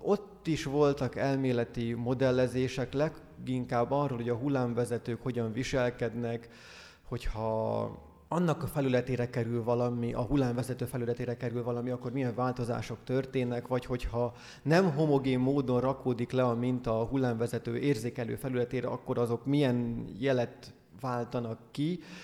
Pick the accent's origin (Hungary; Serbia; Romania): Hungary; moved away as an adult; now in Scotland, United Kingdom; Én meg magyar vagyok